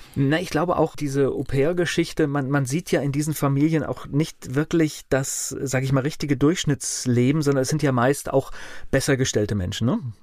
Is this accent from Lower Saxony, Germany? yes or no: no; Kamen, North Rhine-Westphalia, Germany; ich bin ja in Nordrhein-Westfalen geboren, in Carmen